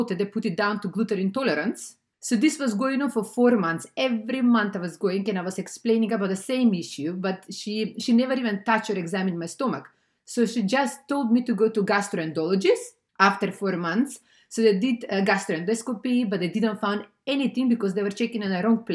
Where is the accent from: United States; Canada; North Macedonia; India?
North Macedonia; moved away; I'm originally from Macedonia